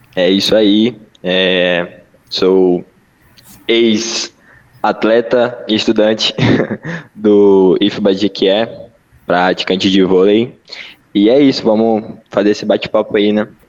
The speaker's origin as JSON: {"language": "Portuguese", "country": "Brazil", "said": "sendo brasileiro"}